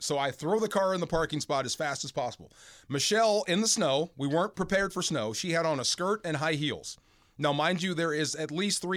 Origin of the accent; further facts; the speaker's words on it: California, United States; moved away; also born or lived in St. Louis; I'm a Californian